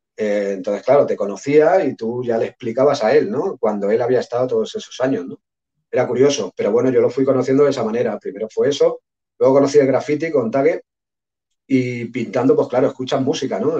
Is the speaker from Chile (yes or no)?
no; Sabadell, Catalonia, Spain; yo soy de Sabadell, es una ciudad relativamente grande, pero no es Barcelona o Madrid.